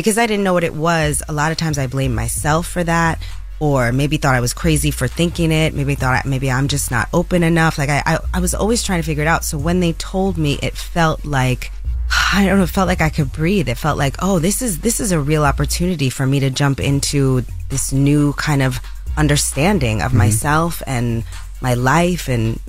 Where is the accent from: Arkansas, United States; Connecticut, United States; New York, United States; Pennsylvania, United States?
New York, United States; Bronx; Born and raised in the Bronx.